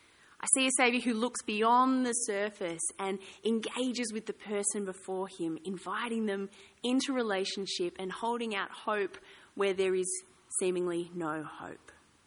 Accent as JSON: {"language": "English", "town": "Ballarat", "region": "Victoria", "country": "Australia", "tie": "born or raised there", "said": "I grew up in Ballarat. I quite like the cold."}